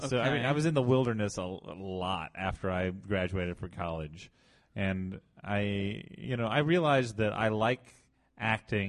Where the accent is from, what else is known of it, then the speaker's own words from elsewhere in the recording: Illinois, United States; moved away as an adult; also born or lived in Savannah; now in New York, United States; I'm from Illinois. I'm from a tiny town in the middle of Illinois